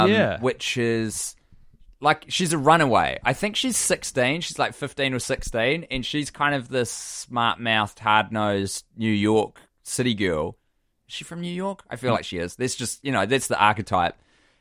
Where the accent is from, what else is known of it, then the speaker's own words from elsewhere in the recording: New Zealand; triggered some childhood fear of this Ernest character who I would occasionally brush up against as a Kiwi child, a child in New Zealand.